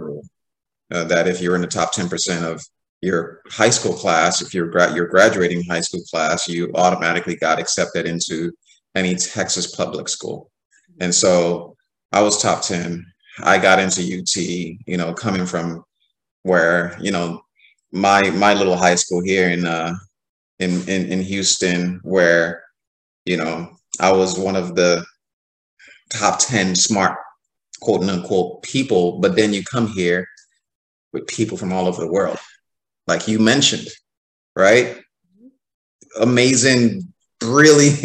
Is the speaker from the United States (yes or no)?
no; Nigeria; as a Nigerian